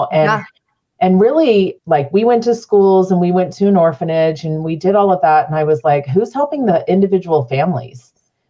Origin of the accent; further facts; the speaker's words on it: Phoenix, Arizona, United States; now in Utah, United States; I didn't grow up here. I grew up in Central Phoenix.